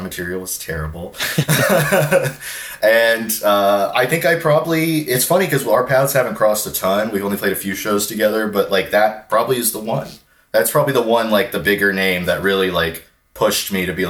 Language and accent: English; Houston, Texas, United States; Houston with like … obviously that was kind of what really made it like a big deal to me, is like discovering this genre and within a few weeks discovering like not only is there a community in the city I grew up